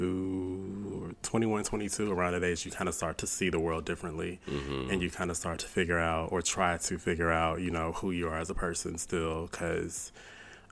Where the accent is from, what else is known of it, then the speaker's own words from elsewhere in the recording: Houston, Texas, United States; was born and raised in Houston, Texas